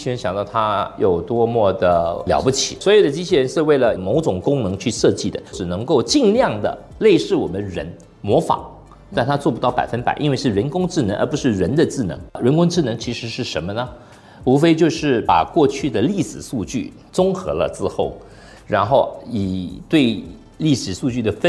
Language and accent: Chinese; Singapore; 作为新加坡人，我们都很有优越感，但我希望我们的优越感要比较务实。